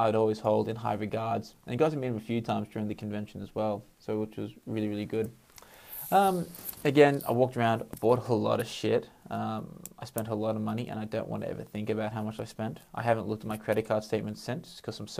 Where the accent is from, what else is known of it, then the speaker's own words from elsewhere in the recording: Sydney, New South Wales, Australia; I'm from Sydney.